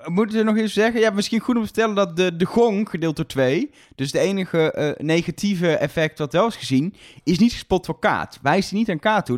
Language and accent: Dutch; Netherlands; wij als Nederlanders